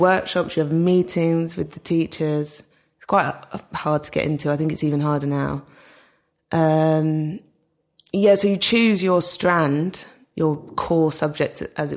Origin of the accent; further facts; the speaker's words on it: London, United Kingdom; I grew up in Streatham.